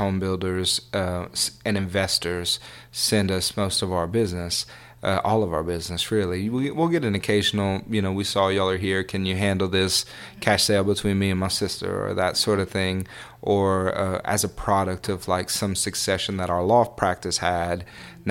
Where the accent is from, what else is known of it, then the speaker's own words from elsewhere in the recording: Church Point, Louisiana, United States; I'm from Churchport, Louisiana